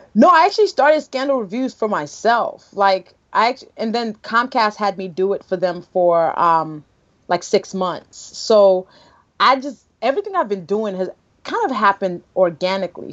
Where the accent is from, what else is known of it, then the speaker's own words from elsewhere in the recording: Nigeria; as a Nigerian